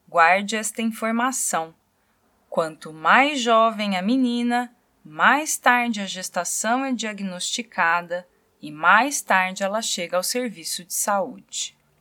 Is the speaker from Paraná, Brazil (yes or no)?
yes; Londrina, Paraná, Brazil; Londrina, essa cidade onde eu nasci e me formei jornalista